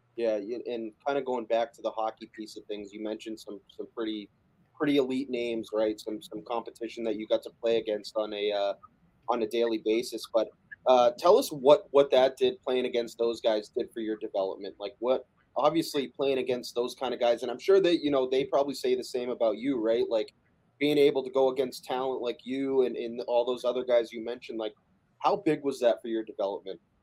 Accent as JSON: {"language": "English", "region": "Massachusetts", "country": "United States", "said": "I'm from Massachusetts"}